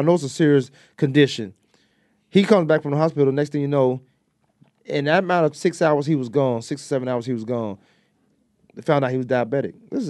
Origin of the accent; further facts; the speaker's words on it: Hampton, Virginia, United States; when we was kids growing up in Hampton